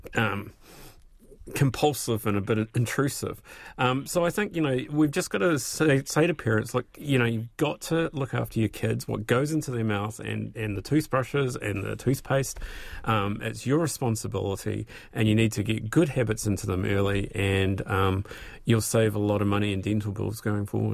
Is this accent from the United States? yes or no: no; Christchurch, Canterbury, New Zealand; accent: New Zealand; also born or lived in Scotland / England; I came over to New Zealand and went to primary school in Christchurch and got that beaten out of me pretty darn quickly. And now I have my New Zealand accent